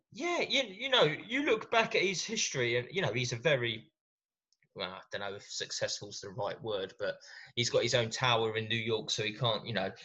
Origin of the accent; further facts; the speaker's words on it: England, United Kingdom; us English guys